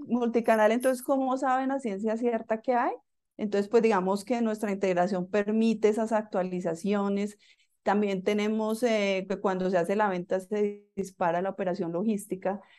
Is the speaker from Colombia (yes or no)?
yes; Bogotá, Colombia; yo soy colombiana, nací en Bogotá